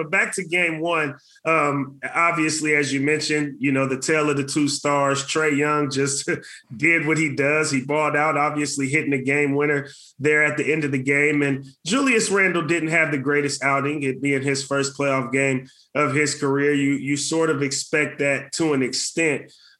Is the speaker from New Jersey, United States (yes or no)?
no; the Bay Area, California, United States; moved away as an adult; now in Oregon, United States; I'm from the Bay Area, first of all, but I live here in Oregon.